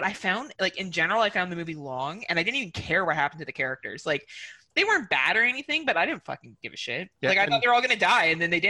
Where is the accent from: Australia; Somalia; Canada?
Canada; Like, it's just not something that I would do as a Canadian. And for me to go find mooses, it's about a 2.5 hour drive up north and I could run into some.